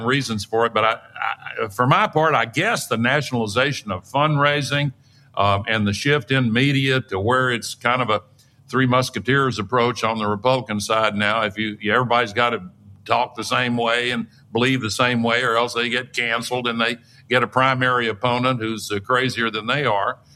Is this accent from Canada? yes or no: no; Tennessee, United States; my home state of Tennessee